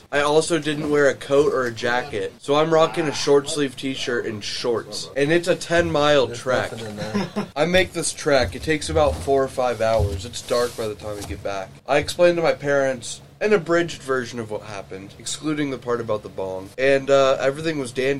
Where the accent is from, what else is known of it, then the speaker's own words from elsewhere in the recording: Noblesville, Indiana, United States; my hometown, Noblesville, Indiana.